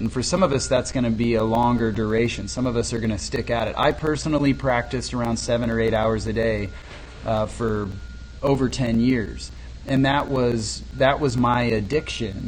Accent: Lindsborg, Kansas, United States; I'm from Lindsborg. Lindsborg's an incredibly rich vocal town

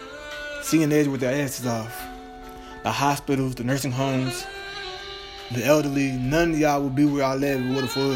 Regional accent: Dallas, Texas, United States; I'm from Dallas, Texas

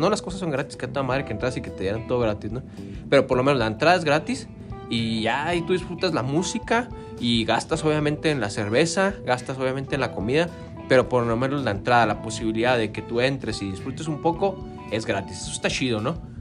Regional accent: Santa Bárbara, Mexico; yo originalmente soy del barrio de La Pila

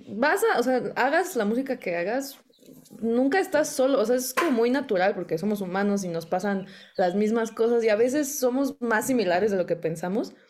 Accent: Naucalpan, State of Mexico, Mexico; first language Spanish; Crecí eh, aquí en el Estado de México y siempre he hablado español y todo. Eh, arriba los satelucos

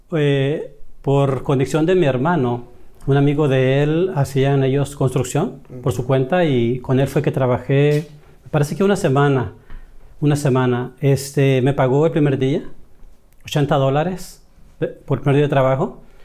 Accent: El Salvador; moved away as an adult; now in United States; Yo soy de El Salvador y ya con 26 años aquí en los Estados Unidos

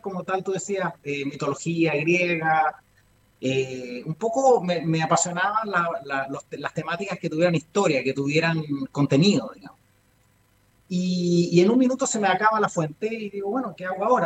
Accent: Ecuador; moved away; Yo viví en Ecuador. Mi infancia pasé en Ecuador

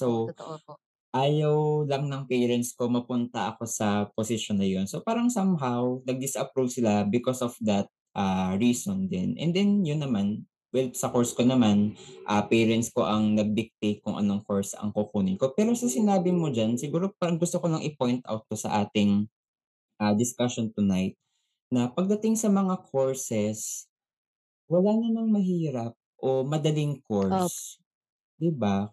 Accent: Philippines; tayo bilang isang Pinoy

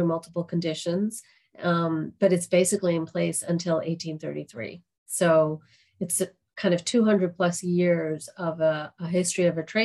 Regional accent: United States; I'm of South Asian descent, and I grew up entirely in the United States, or almost entirely in the United States

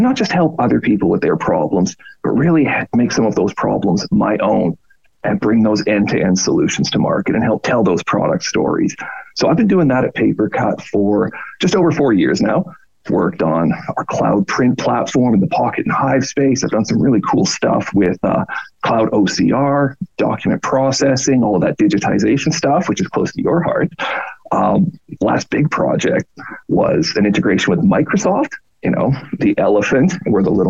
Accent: Canada; moved away as an adult; also born or lived in Australia; I'm Canadian, grew up in Canada, live in Canada

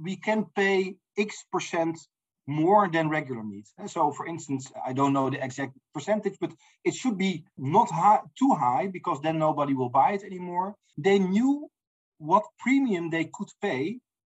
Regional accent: Netherlands; I'm from the Netherlands

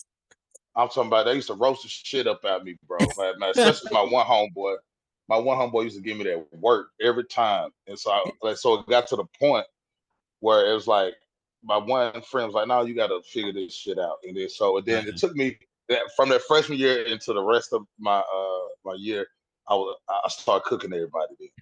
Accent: West Tennessee, United States; moved away as an adult; now in Nashville, United States; I'm not from Nashville, but I always tell people I'm born and raised Tennessee.

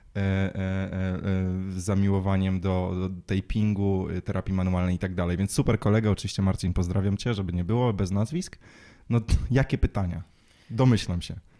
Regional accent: Łódź, Łódź Voivodeship, Poland; całą młodość, całe dzieciństwo spędziłem uprawiając sport. My trenowaliśmy w Łodzi

